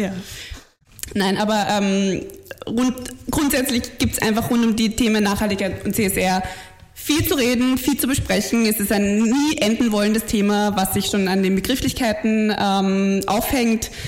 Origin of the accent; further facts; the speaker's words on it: Bavaria, Germany; moved away as an adult; also born or lived in Munich; now in Vienna, Austria; ich äh, bin, bin in München geboren und an der Grenze aufgewachsen und bin mittlerweile seit elf Jahren in ja, Wien.